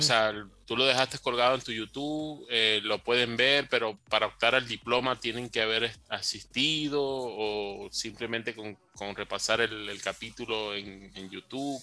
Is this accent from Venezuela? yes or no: yes; Venezuela; now in Chile; De Venezuela, pero estoy ahorita residenciado en Chile